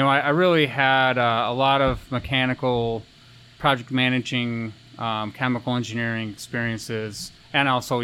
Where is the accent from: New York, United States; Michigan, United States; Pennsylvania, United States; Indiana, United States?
New York, United States; Rochester; I grew up in Rochester, New York